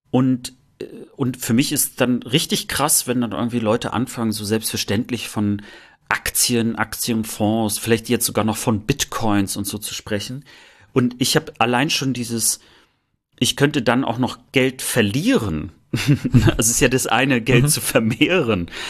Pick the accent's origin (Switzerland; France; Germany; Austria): Germany; East Germany; Und ich, ich glaube auch, dass wir dort als, als Ostdeutsche in der Tat ein bisschen lange Zeit einfach hinterherhinken.